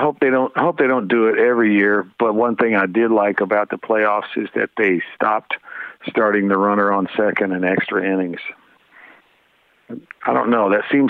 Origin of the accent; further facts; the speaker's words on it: Bowling Green, Kentucky, United States; I grew up outside Bowling Green, Kentucky.